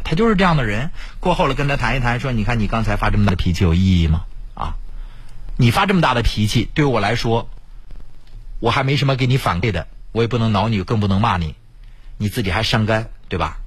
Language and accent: Chinese; Mingshui, Heilongjiang, China; 我的老家明水